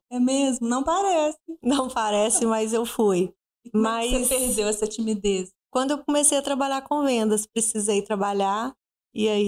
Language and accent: Portuguese; Belo Horizonte, Minas Gerais, Brazil; moved away as an adult; now in Viçosa, Brazil; sou de Belo Horizonte, né? nascida e criada lá. É, vim para Viçosa diferente de muitos que vêm para Viçosa para estudar. Eu vim porque eu casei. E já vai fazer 14 anos.